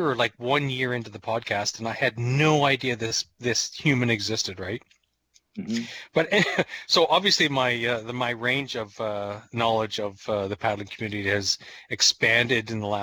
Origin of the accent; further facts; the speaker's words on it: New Brunswick, Canada; moved away; also born or lived in Ontario / British Columbia; when I grew up in New Brunswick